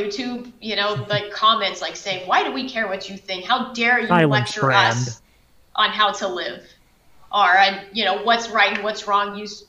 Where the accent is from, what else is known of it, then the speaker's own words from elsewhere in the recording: Texas, United States; moved away as an adult; now in California, United States; I was born and raised in Texas, actually. I moved to California when I got with my husband